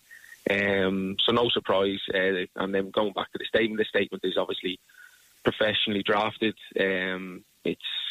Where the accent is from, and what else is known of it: Ireland; born or raised there